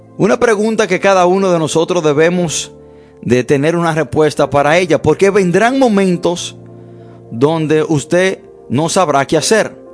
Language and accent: Spanish; United States; desde niño creciendo me enseñaron en los Estados Unidos